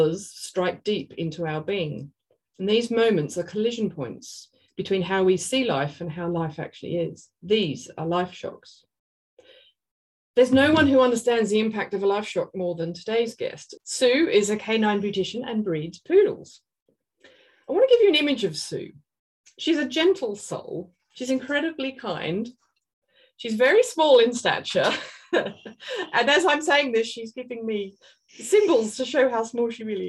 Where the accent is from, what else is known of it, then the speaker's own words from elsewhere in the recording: Australia; I'm an Australian artist